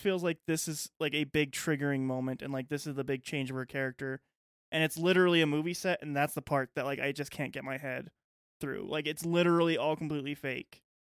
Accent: United States; as an American

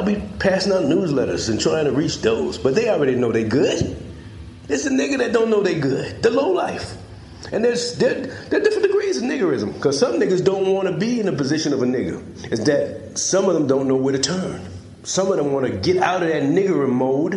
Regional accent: South Carolina, United States; It's a place right here in America. Right here in South Carolina

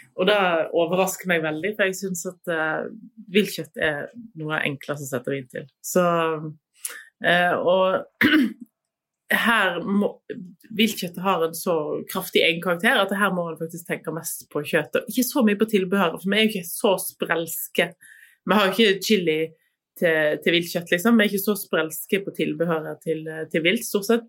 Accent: Voss, Vestland, Norway; der jeg vokste opp, på Voss.

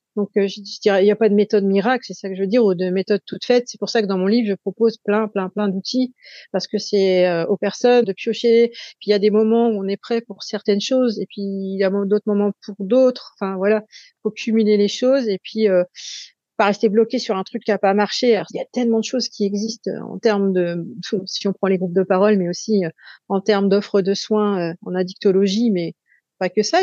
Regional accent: Saint-Nazaire, Pays de la Loire, France; chez nous à Saint-Nazaire

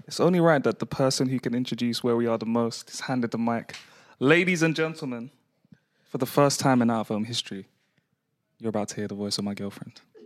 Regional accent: London, United Kingdom; growing up in London

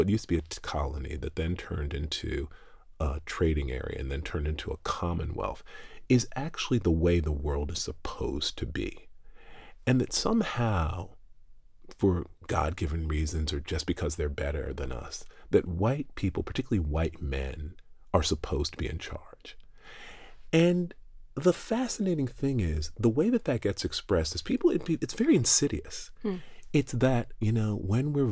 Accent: the South, United States; I grew up in the United States, and anyone who's listening can obviously tell that. And then I grew up in the South

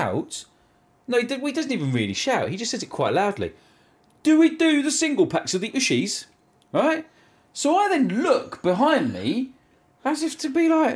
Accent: United Kingdom; we're British

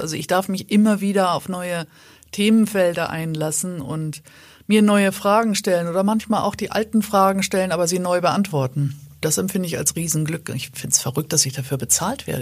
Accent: Schleswig-Holstein, Germany; ich als Norddeutsche, als Schleswig-Holsteinerin

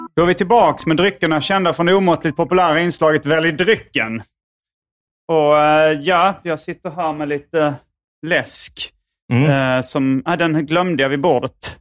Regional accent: Sweden; jag är en svensk komiker

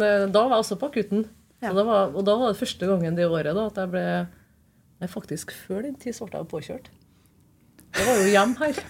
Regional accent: Trondheim, Trøndelag, Norway; født og oppvokst på Byåsen

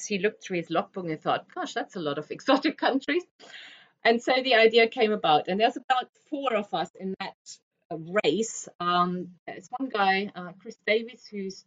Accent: Germany; moved away; I'm originally from Germany

